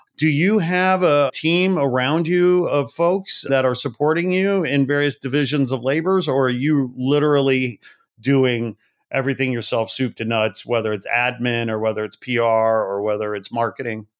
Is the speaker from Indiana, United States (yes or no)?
yes; Portage, Indiana, United States; moved away as an adult; also born or lived in Gary, Indiana / Chicago / Los Angeles; I was born in Gary and I grew up in Portage